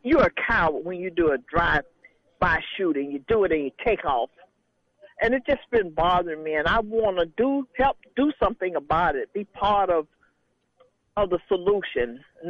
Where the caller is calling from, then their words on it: Miami, Florida, United States; I'm calling from Miami.